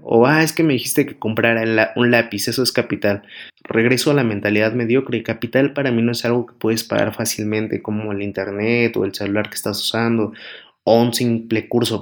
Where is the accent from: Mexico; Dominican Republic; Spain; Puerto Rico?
Mexico; aquí en México, que es mi país natal